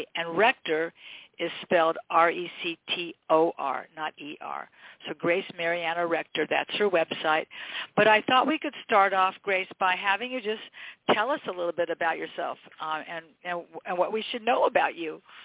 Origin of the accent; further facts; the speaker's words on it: Westchester, United States; born and raised in Westchester, went to Westchester High, kids went to Westchester High